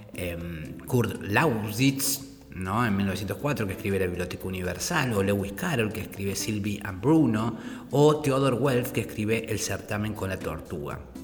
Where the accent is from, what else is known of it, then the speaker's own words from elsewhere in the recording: Córdoba, Argentina; Yo soy de Córdoba